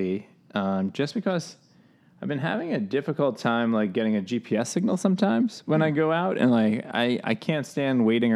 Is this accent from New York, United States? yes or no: yes; New York City, New York, United States; I was born in Queens